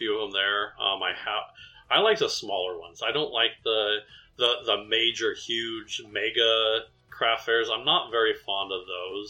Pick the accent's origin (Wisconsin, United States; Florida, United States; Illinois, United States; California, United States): California, United States; moved away; I grew up in California